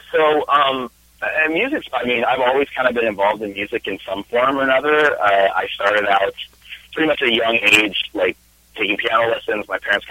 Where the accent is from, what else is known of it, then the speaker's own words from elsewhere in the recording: Spokane, Washington, United States; moved away as an adult; now in California, United States; I've been in California about 6 years now. I am originally from Washington State. I grew up in Spokane, and I kind of served the first half of my music career up there, and then did move down to California in 2011.